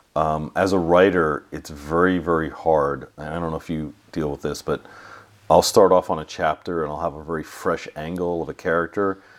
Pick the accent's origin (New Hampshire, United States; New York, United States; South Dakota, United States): New York, United States; moved away as an adult; also born or lived in California; I grew up in New York. I went to school in California